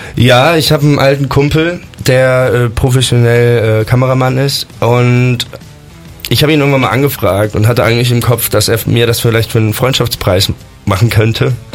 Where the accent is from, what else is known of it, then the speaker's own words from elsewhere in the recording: Bonn, North Rhine-Westphalia, Germany; ich komme aus Bonn